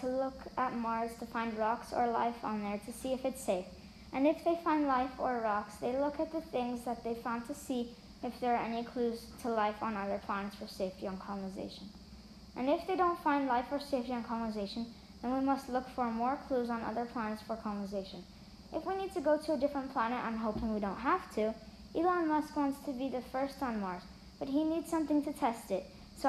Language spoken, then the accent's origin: English; Switzerland; also born or lived in United States; I'm 9 years old and in fourth grade. I'm from Switzerland and America.